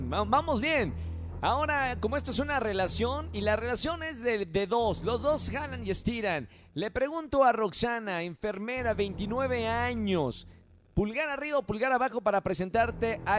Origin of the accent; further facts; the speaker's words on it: State of Mexico, Mexico; Del Estado de México.